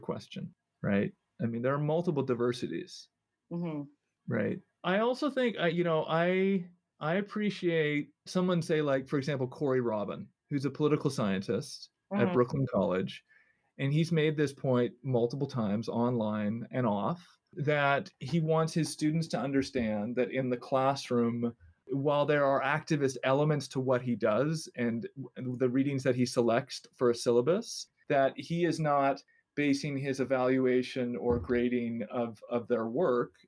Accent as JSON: {"language": "English", "town": "Vancouver", "region": "British Columbia", "country": "Canada", "tie": "born or raised there", "also_born_or_lived": "New York City, United States", "moved": "yes", "lives_now": "Grinnell, United States", "said": "I grew up in Vancouver"}